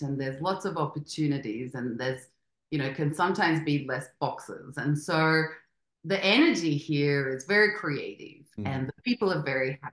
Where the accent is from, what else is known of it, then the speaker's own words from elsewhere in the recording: Australia; moved away as an adult; also born or lived in Spain; now in Mexico City, Mexico; I grew up in Australia and we're very strict